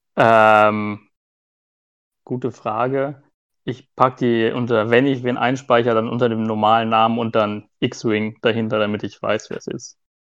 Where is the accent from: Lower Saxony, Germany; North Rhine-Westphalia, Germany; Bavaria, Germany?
Lower Saxony, Germany; near Hanover; moved away as an adult; now in Nuremberg, Germany; Ich komme hier aus Nürnberg, beziehungsweise komme ich eigentlich aus der Nähe von Hannover, aber seitdem ich jetzt äh, studiert habe, wohne ich in der Nähe von Nürnberg